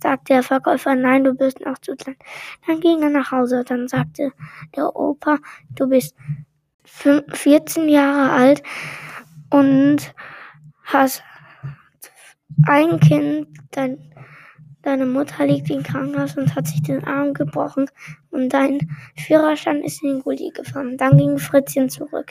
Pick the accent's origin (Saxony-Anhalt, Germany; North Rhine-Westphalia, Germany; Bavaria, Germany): North Rhine-Westphalia, Germany; Aachen; Ich bin in Aachen geboren und dort sagt man Oche Alaf